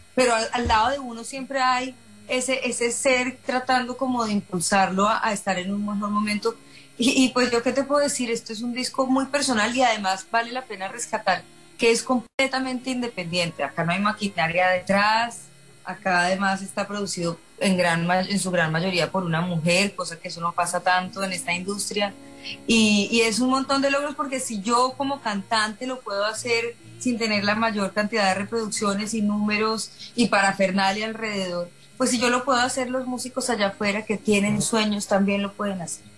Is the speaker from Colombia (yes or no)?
yes; Colombia; moved away as an adult; now in Miami, United States; yo soy una chica colombiana